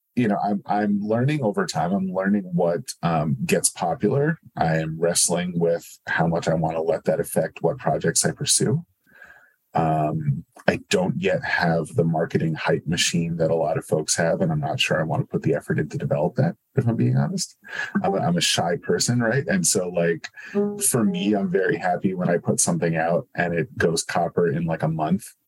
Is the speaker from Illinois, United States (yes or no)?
no; New Jersey, United States; I grew up in New Jersey